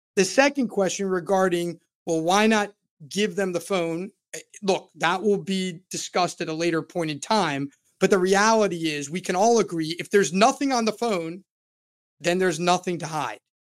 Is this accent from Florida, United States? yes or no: yes; Florida, United States; I'm born and raised in Florida and have lived more than three-fourths of my life in the state of Florida